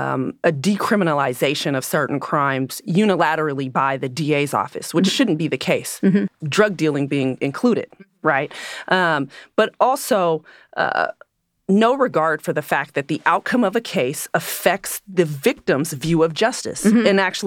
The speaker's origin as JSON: {"language": "English", "region": "California", "country": "United States", "tie": "born or raised there", "said": "I grew up in the East"}